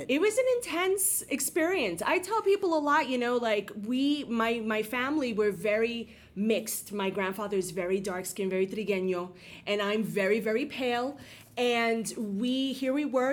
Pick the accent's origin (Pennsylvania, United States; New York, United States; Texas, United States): New York, United States; New York City; I'm born and bred in the Bronx, like essentially. Like I grew up in the Bronx